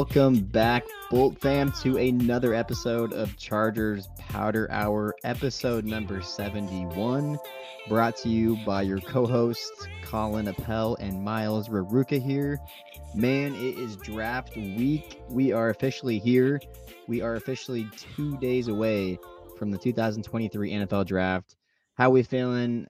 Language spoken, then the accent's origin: English; Nebraska, United States; we're from Nebraska